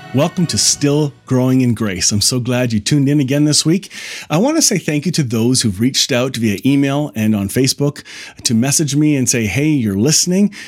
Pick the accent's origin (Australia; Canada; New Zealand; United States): Canada; Kitchener, Ontario; I grew up here in the Kitchener-Waterloo area